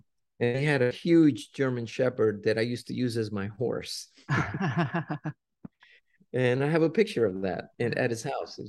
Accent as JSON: {"language": "English", "country": "Cuba", "moved": "yes", "lives_now": "United States", "said": "when we came from Cuba, we were forced to go to Mexico first. And of course, when we left Cuba, we had nothing, because Castro took everything from us."}